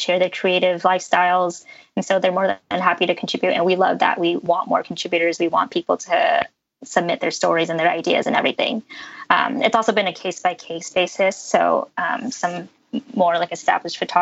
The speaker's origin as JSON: {"language": "English", "region": "California", "country": "United States", "said": "I'm from California"}